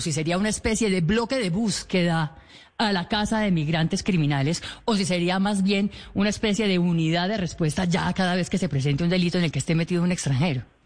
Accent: Colombia

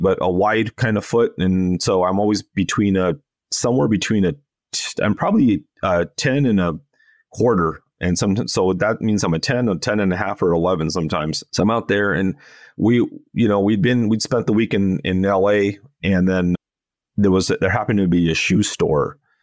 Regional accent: Los Angeles, California, United States; moved away; my hometown

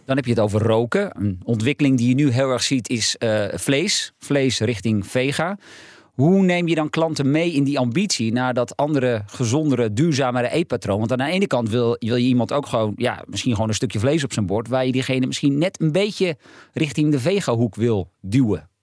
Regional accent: Heiloo, North Holland, Netherlands; Ik kom zelf uit Heilo.

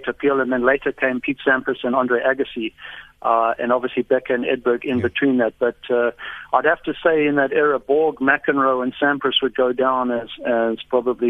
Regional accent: South Africa; moved away as an adult; also born or lived in United States; I never relinquished my South African citizenship, and I consider myself very much a South African

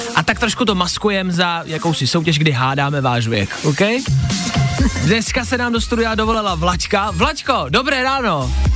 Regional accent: Czechia; my jako Češi

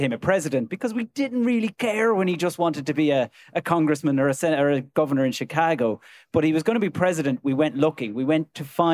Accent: Ireland; ourselves as Irish people

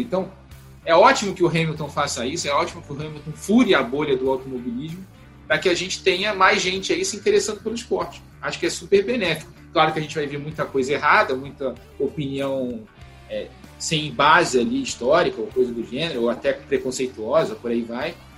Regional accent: Brazil; a gente brasileiro

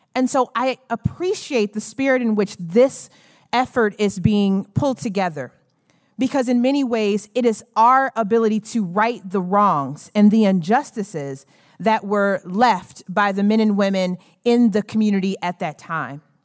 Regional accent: Lansing, Michigan, United States; I am a South Lansing girl, born and raised.

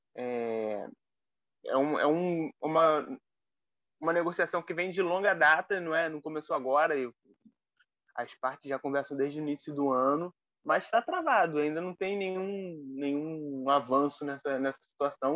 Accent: Nilópolis, Rio de Janeiro, Brazil; lá da minha terra, Nilópolis.

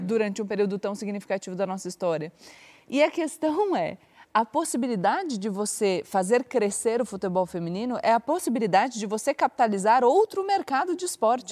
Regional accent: São Paulo, Brazil; Eu vivia a minha adolescência no clube, no Palmeiras, aqui em São Paulo

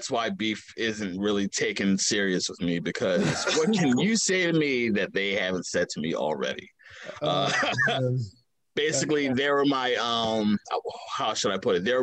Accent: Baltimore, Maryland, United States; Um, I am from the west side of Baltimore, Maryland. Uh, kind of hop from neighborhood to neighborhood. Uh, everything kind of started in Walbrook Junction, uh, 3300 Windsor uh, Road, Windsor Ave to be exact.

